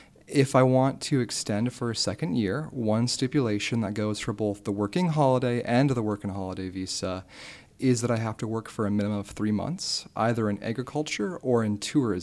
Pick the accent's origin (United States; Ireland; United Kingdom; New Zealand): United States; accent: American; moved away as an adult; now in Australia; based on my accent, having an American accent